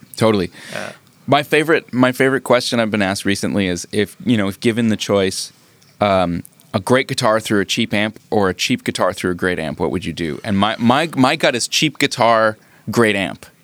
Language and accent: English; Canada; I'm Canadian